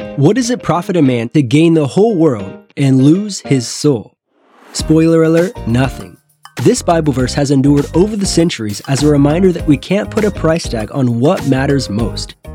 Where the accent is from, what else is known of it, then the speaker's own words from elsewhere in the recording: Northwest Missouri, United States; moved away; I grew up in Northwest Missouri, and that was my goal to get out of here. And I did